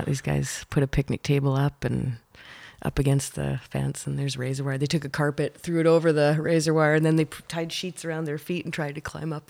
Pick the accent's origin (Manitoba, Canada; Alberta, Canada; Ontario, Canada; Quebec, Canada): Manitoba, Canada; The Pas; moved away as an adult; also born or lived in Winnipeg, Canada; now in Wakefield, Canada; I was born in the Paw, Manitoba, which is northern Manitoba.